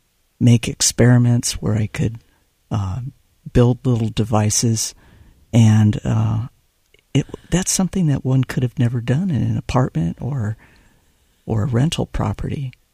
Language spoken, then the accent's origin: English; near Los Angeles, California, United States; I grew up near Los Angeles, California, and we were in the foothills. My parents had made their home there after the displacements of World War II